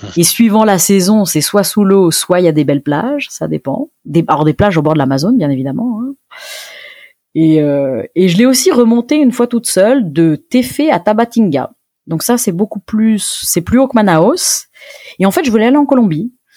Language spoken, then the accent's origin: French; France; en tant que française